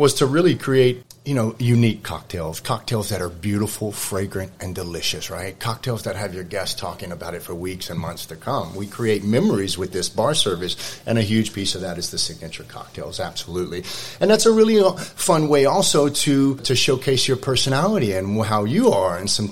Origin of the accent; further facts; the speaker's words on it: Texas, United States; now in Hawaii, United States; I'm originally from Texas. I've been here in the Hawaiian Islands for a couple of decades